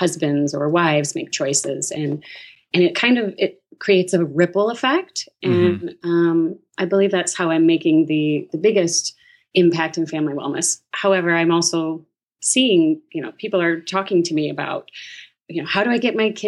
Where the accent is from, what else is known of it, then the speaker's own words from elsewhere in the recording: Toledo, Ohio, United States; moved away as an adult; now in Michigan, United States; I grew up in Toledo, Ohio with my mother and my father.